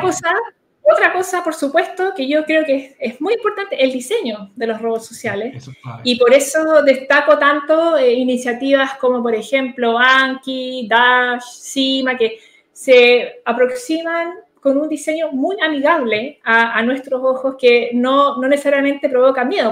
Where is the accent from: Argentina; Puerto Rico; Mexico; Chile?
Chile; como sociedad chilena estoy hablando de que no nos quedemos atrás